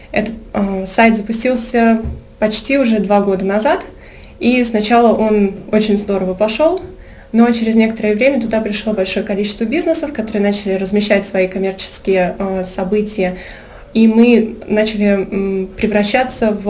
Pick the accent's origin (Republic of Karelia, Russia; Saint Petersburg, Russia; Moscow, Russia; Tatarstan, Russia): Moscow, Russia; А, я сама из Москвы, но очень много путешествую с детства. Я жила в разных странах э, мира